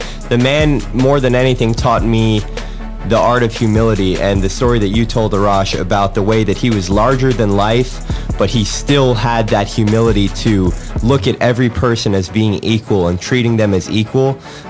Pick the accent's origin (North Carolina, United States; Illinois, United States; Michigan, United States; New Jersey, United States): Illinois, United States; Chicago; now in Los Angeles, United States; because me, I came from the Midwest. I came from Chicago. And as soon as I moved here